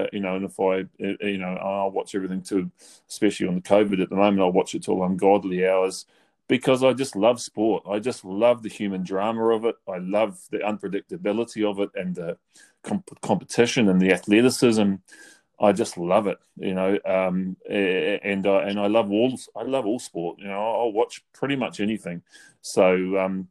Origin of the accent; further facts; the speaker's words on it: New Zealand; moved away; I'm from New Zealand.